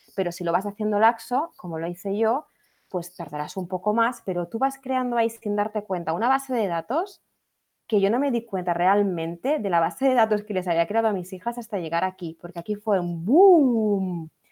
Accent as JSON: {"language": "Spanish", "region": "Catalonia", "country": "Spain", "tie": "born or raised there", "also_born_or_lived": "England", "moved": "as an adult", "lives_now": "United Kingdom", "said": "somos catalanas de nacimiento, y eh, porque digo, somos catalanas de nacimiento pero inglesas de corazón."}